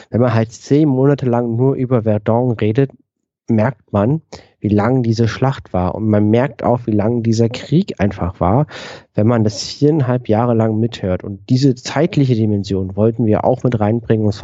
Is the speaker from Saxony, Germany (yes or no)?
no; Berlin, Germany; Wir kommen beide aus Berlin.